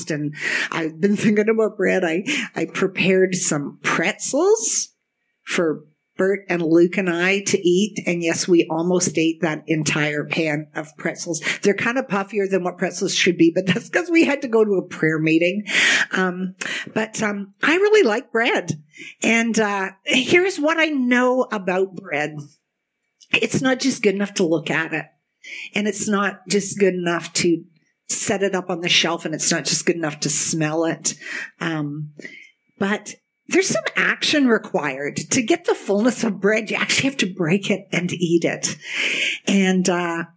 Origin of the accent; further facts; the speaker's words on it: Kitchener, Ontario, Canada; I grew up in the Kitchener-Waterloo area with all our German roots